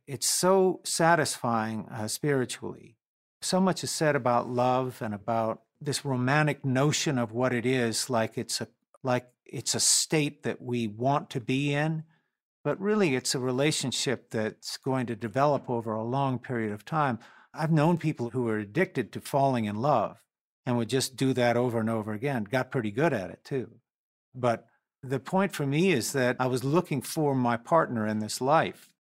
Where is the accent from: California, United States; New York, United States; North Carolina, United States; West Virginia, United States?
North Carolina, United States; We grew up in North Carolina, and there was a lot of empty time to listen to music